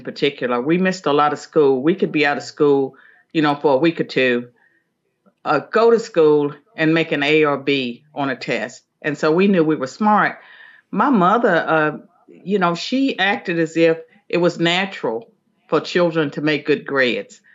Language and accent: English; Southwestern Virginia, United States; I'm from Southwestern Virginia, a little hamlet called Chambliersburg, and it was not even a town